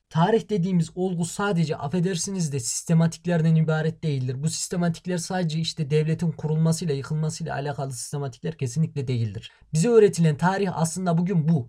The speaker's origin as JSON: {"language": "Turkish", "country": "Turkey", "said": "biz Türk'üz"}